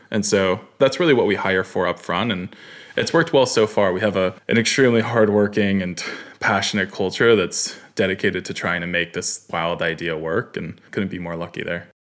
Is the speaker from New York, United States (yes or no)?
yes; Katonah, New York, United States; I grew up in New York, small town called Katona, beautiful, beautiful place outside the city